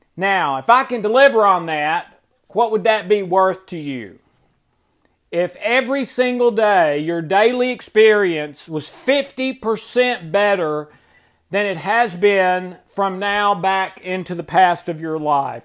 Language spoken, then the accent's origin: English; Tennessee, United States; I've never lived anywhere but Tennessee